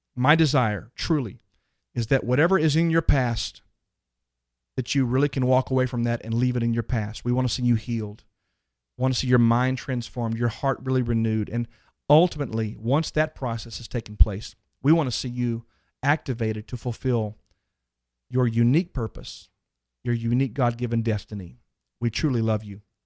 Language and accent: English; Dallas, Texas, United States; that one's in Dallas, by the way, my hometown